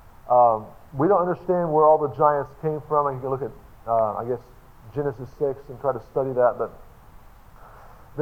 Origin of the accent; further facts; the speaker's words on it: Tulsa, Oklahoma, United States; I'm from Tulsa, Oklahoma